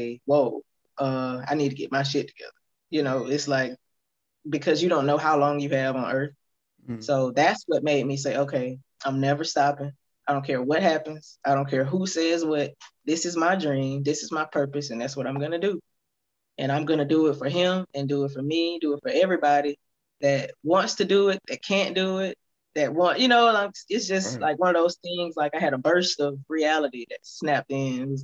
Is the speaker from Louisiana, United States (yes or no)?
no; Prichard, Alabama, United States; my hometown, Pritchard, Mobile